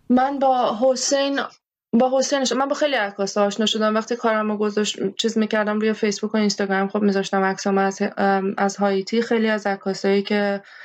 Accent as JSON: {"language": "Persian", "country": "Iran", "tie": "born or raised there", "also_born_or_lived": "Haiti", "moved": "yes", "said": "حتی توی ایران حتی توی من توی دهه 60 بزرگ شدم"}